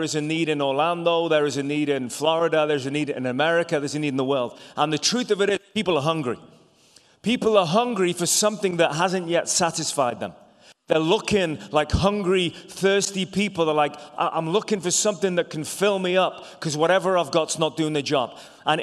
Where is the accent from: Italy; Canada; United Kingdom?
United Kingdom; England; also born or lived in Ireland; now in United States; I was born in England, but my family are all from Ireland